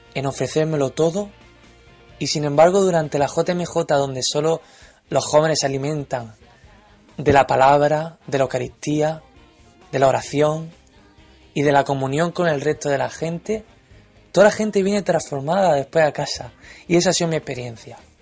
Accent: Region of Murcia, Spain; accent: murcianico; now in London, United Kingdom; mi acento murcianico no sea muy marcaico

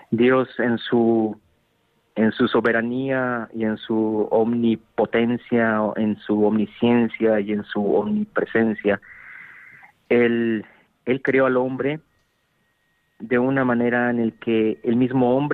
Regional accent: Mexico; now in Munich, Germany; Soy mexicano, claro.

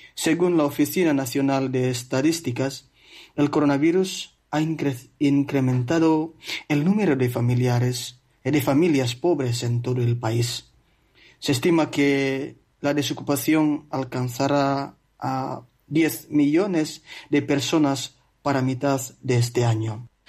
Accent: Flores, East Nusa Tenggara, Indonesia; Spanish is a second language; moved away as an adult; also born or lived in Italy; now in Spain; Precisamente de la isla de Flores, que es una de las 17.000 islas de Indonesia.

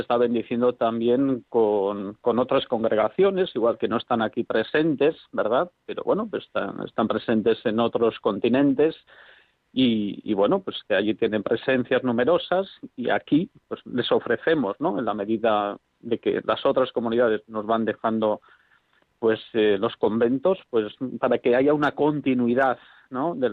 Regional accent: Zumaia, Basque Country, Spain; pude conocer a las carmelitas descalzas de Zumaya, de mi pueblo, de Guipúzcoa, que entonces tenían una comunidad

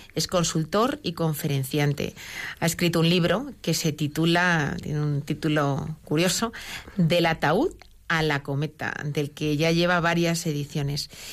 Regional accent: Madrid, Community of Madrid, Spain; also born or lived in Barcelona area; yo soy madrileña, y viví un tiempo en Barcelona

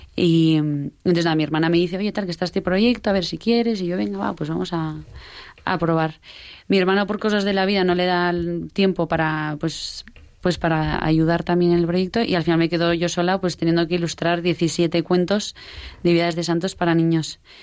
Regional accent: Pamplona, Navarre, Spain; somos de Pamplona eh, y eso, de Pamplona de toda la vida.

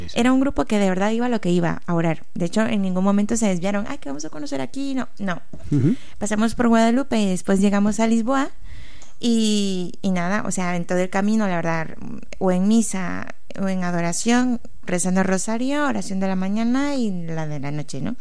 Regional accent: Tegucigalpa, Francisco Morazán, Honduras; moved away as an adult; also born or lived in Navarra, Spain; now in Pamplona, Spain; yo soy de Tegucigalpa, Honduras.

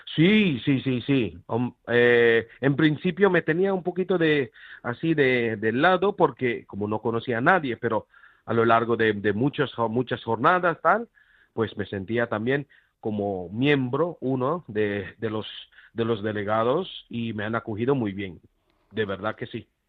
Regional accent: Philippines; Spanish is a second language; now in Granada, Spain; yo soy filipino, extranjero

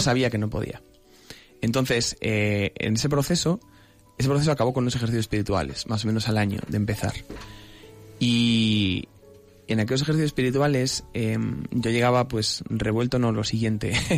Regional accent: Salamanca, Castile and León, Spain; moved away as an adult; now in Madrid, Spain; soy natural de Salamanca, que es una tierra preciosa, pero llevo ya unos cuantos aquí afincado en Madrid

